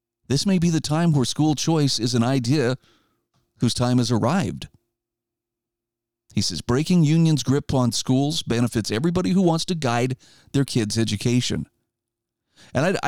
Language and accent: English; Idaho, United States; my home state of Idaho